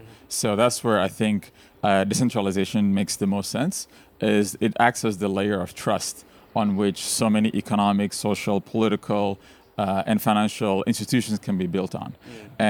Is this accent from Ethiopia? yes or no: yes; Ethiopia; English is a second language; When I was growing up in Ethiopia, the internet opened the world to me. I learned most of my English online.